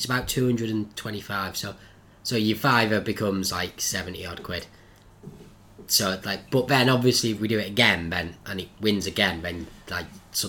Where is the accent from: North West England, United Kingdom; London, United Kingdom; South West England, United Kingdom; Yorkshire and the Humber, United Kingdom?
North West England, United Kingdom; born or raised there